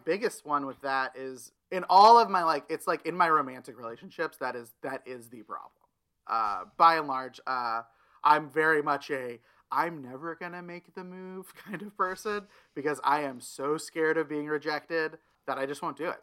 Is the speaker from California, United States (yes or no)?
no; Tulsa, Oklahoma, United States; moved away as an adult; also born or lived in Stillwater, Oklahoma / Jacksonville, Florida; now in Los Angeles, United States; Tulsa is the city I was raised